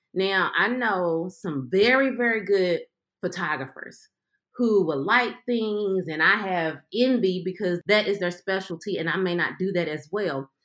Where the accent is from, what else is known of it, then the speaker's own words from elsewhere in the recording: Louisville, Kentucky, United States; I'm from Louisville, Kentucky